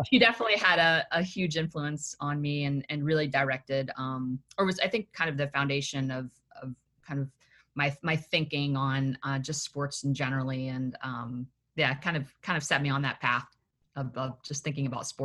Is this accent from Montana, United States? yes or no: no; Tennessee, United States; also born or lived in Massachusetts; I was born in Massachusetts, and then my family moved down to Tennessee, and I would say.